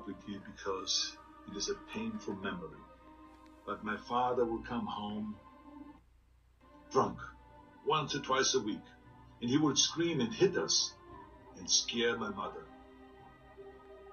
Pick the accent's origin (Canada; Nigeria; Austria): Austria; English is a second language; moved away as an adult; now in United States; I grew up in Austria